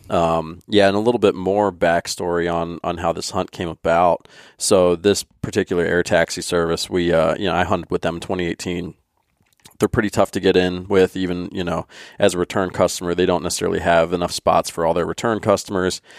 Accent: Pennsylvania, United States; another guy that grew up in Pennsylvania

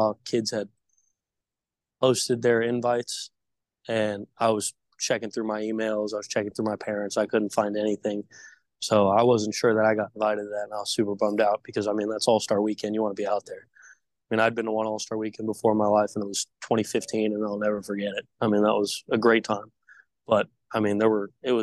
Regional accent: West Coast, United States; I'm from the West Coast

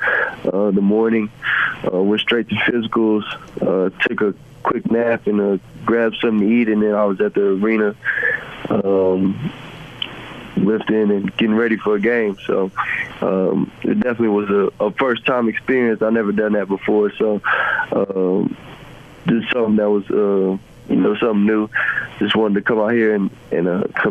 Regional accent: San Antonio, Texas, United States; moved away as an adult; also born or lived in Los Angeles / Cleveland; now in Utah, United States; I'm from San Antonio, Texas.

